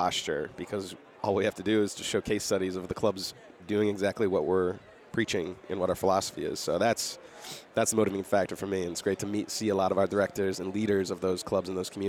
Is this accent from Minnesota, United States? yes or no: no; Western Massachusetts, United States; Yeah, so grew up in Massachusetts, Western Mass.